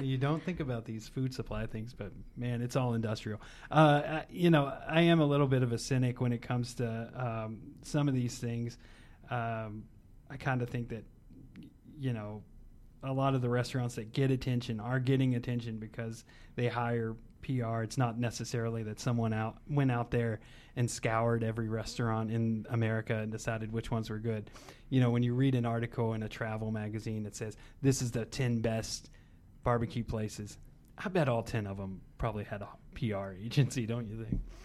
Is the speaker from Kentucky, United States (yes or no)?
yes; Bardstown, Kentucky, United States; now in Louisville, United States; I'm, I'm from Bardstown, so I'm not from Louisville itself